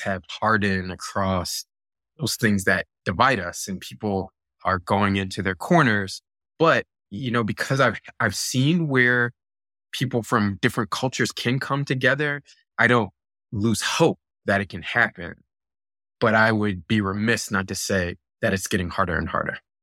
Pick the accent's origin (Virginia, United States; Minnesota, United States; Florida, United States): Virginia, United States; Virginia Beach; also born or lived in Buffalo, New York; my family moved to Virginia Beach, and I grew up in Virginia Beach, right? I did most of my school there